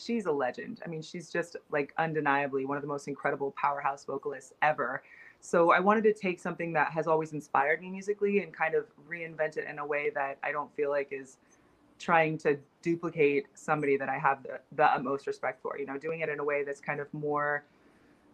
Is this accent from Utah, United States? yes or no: no; Seattle, Washington, United States; now in Boston, United States; I grew up in Seattle